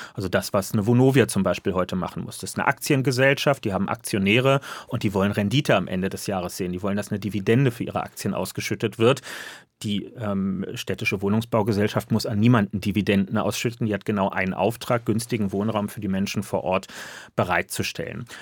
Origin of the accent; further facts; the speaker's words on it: Berlin, Germany; ich bin Berliner.